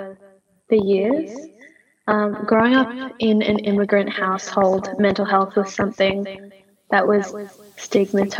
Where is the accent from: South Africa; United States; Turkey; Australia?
Australia; Western Australia; I'm from Western Australia